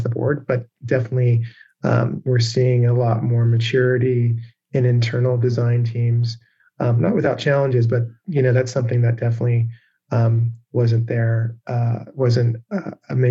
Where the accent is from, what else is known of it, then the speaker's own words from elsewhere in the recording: England, United Kingdom; moved away; also born or lived in Seattle; I grew up in England